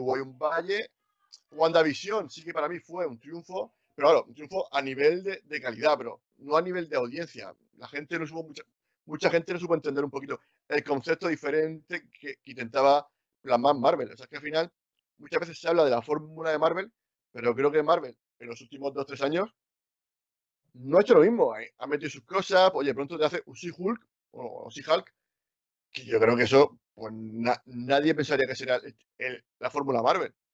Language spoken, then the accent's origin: Spanish; Cartagena, Region of Murcia, Spain; yo soy de Cartagena